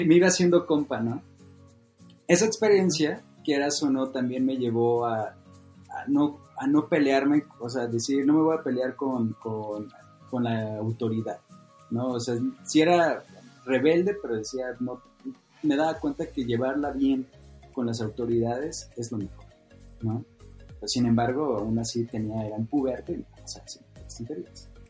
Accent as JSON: {"language": "Spanish", "region": "Sinaloa", "country": "Mexico", "said": "yo que vengo de Sinaloa y es una cultura de forjar"}